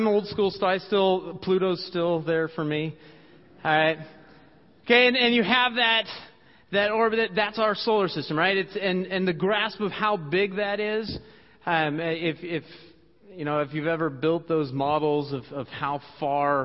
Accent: Washington, United States; now in Dubuque, United States; Growing up in Washington State

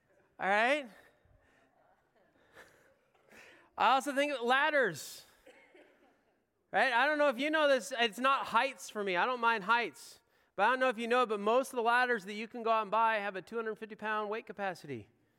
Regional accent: Pacific Northwest, United States; I have what I like to think is a healthy fear of grizzly bears. I grew up in the Northwest. It was a real thing.

